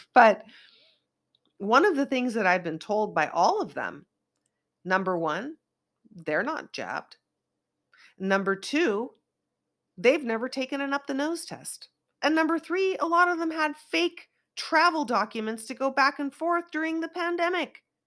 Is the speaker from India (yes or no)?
no; Northern California, United States; now in Los Angeles, United States; I don't come from L A, I come from NorCal, where it rains a lot and snows a lot